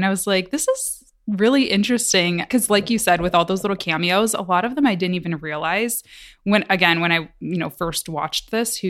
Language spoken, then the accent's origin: English; Midwest, United States; You know, growing up in the Midwest, I can very much identify with the whole, oh, you do something cool